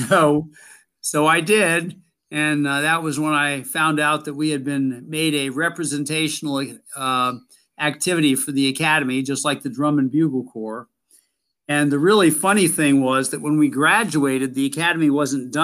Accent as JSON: {"language": "English", "region": "Maryland", "country": "United States", "tie": "born or raised there", "said": "I grew up in Maryland"}